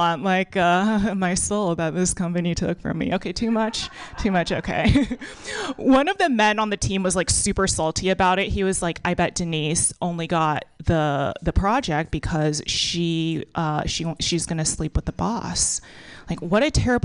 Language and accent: English; Texas, United States; now in San Francisco Bay Area, United States; I was born and raised in a third world country called Texas.